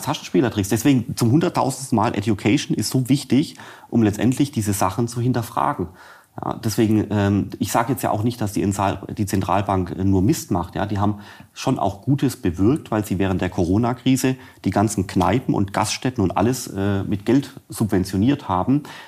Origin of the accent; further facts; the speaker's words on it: Swabia, Germany; ich bin Schwabe